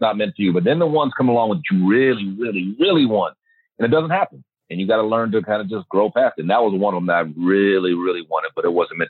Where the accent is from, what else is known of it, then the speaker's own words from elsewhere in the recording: Virginia, United States; also born or lived in Michigan / Germany / Kansas / Georgia; All over the place. Because my dad was in the Army. We grew up in Michigan, Germany, Kansas, Georgia, and primarily Virginia.